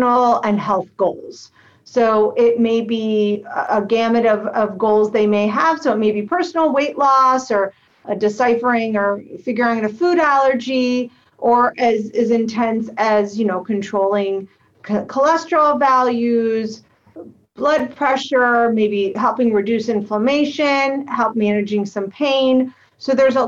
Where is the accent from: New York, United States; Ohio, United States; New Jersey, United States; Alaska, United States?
Ohio, United States; Akron; moved away as an adult; now in Cleveland, United States; I am from Akron, Ohio, and I went to school at the University of Akron